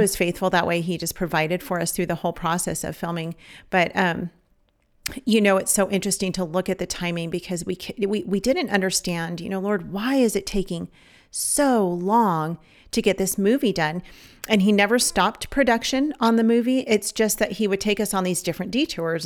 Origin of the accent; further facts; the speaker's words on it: Los Angeles County, California, United States; moved away; also born or lived in Savannah; we're from California. We're from Los Angeles County